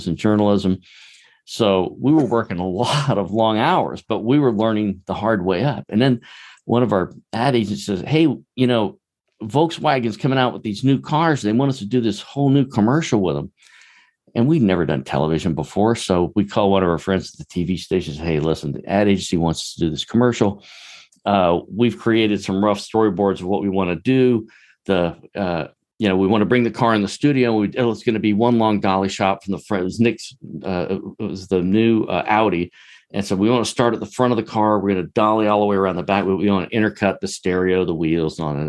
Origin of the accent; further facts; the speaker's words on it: Charleston, South Carolina, United States; I grew up in Charleston, South Carolina, just a long way from Hollywood